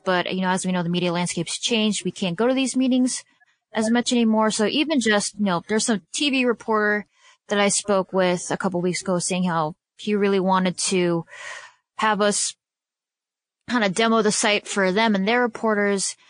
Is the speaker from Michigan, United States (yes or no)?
yes; Detroit, Michigan, United States; also born or lived in Chicago, Illinois; the organization I, that really, you know, helped form and shape me as a journalist is coming to my hometown